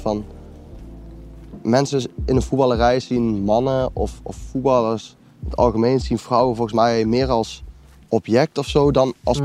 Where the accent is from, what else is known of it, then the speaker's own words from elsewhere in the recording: Lent, Gelderland, Netherlands; also born or lived in Nijmegen; ben geboren en getogen in Lent. Ik woon nu eh, in Nijmegen op de Graafseweg